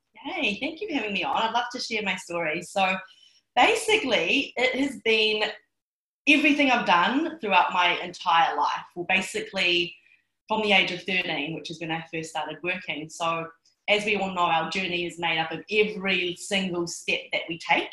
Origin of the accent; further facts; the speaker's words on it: New Zealand; I'm Chinese. I was born in New Zealand.